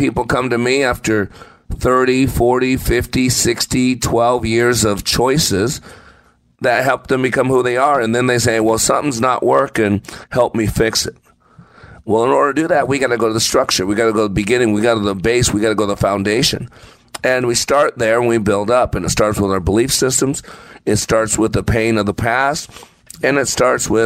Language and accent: English; Texas, United States; I'm from Texas